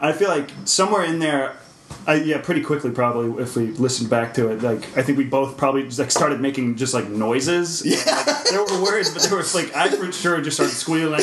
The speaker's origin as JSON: {"language": "English", "town": "Nashville", "region": "Tennessee", "country": "United States", "tie": "born or raised there", "said": "I grew up in Nashville"}